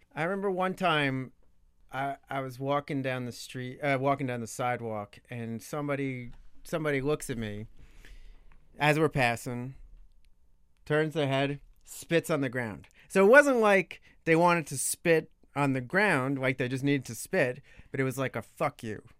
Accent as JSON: {"language": "English", "area": "Long Island", "region": "New York", "country": "United States", "tie": "born or raised there", "also_born_or_lived": "Brooklyn, New York / Oxford, Ohio", "moved": "as an adult", "lives_now": "Washington, D.C., United States", "said": "I'm from Long Island. When I was a very little kid, Brooklyn, but most of the formative years, Long Island, New York"}